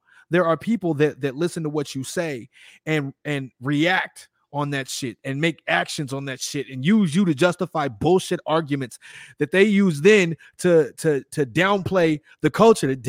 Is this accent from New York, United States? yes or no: no; Chicago, Illinois, United States; also born or lived in Houston, Texas / Austin, Texas; now in Los Angeles, United States; I'm from Chicago